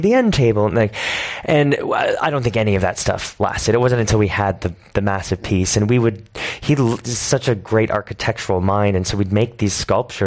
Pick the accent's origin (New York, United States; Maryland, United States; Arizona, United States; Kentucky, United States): New York, United States; New York City; I moved to New York when I was 9. I've lived there since then